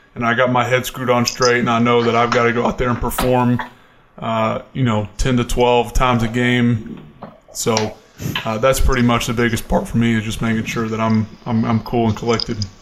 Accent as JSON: {"language": "English", "area": "Atlanta", "region": "Georgia", "country": "United States", "tie": "born or raised there", "moved": "yes", "lives_now": "Buffalo, United States", "said": "being from my hometown of Atlanta, or I guess suburb."}